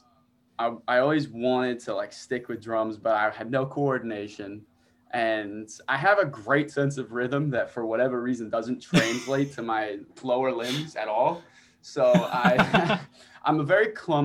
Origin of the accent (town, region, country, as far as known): Long Island, New York, United States; born or raised there